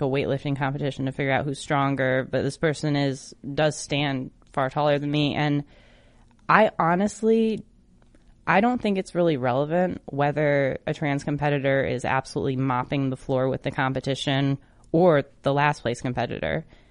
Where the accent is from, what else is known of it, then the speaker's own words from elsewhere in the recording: Michigan, United States; my home state in Detroit, Michigan.